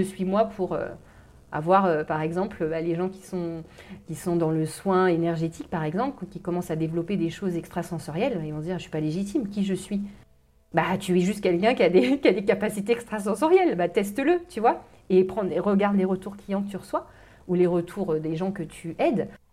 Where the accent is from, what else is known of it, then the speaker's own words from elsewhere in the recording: Normandy, France; moved away as an adult; also born or lived in London, United Kingdom; je suis de Normandie, j'ai vécu dans une ferme, donc du milieu agricole